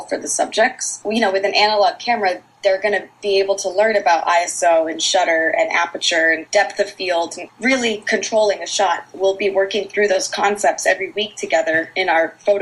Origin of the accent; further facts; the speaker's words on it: Maine, United States; I grew up in Maine